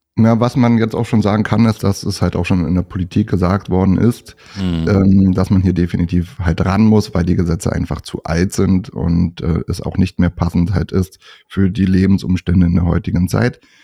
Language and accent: German; north of Berlin, Brandenburg, Germany; komme auch nördlich von Berlin